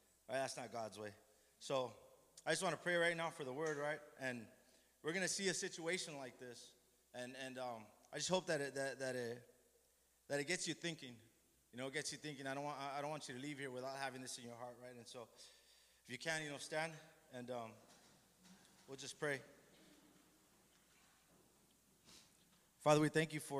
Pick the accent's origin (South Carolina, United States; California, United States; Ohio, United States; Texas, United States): California, United States; Los Angeles; I'm from Boyle Heights. That's where I grew up